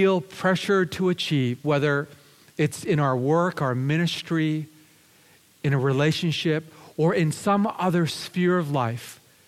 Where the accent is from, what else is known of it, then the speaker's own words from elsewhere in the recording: Lower Mainland, British Columbia, Canada; also born or lived in Japan; now in Vancouver, Canada; I was raised here in British Columbia in the Lower Mainland, but I'm originally from Japan